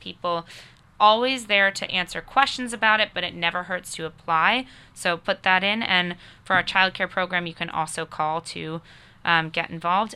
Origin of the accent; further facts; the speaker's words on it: Connecticut, United States; also born or lived in Boston area, Massachusetts; now in Nashville, United States; I'm from, uh, the long, faraway state of Connecticut originally, um, but come to Nashua by way of, uh, the Boston area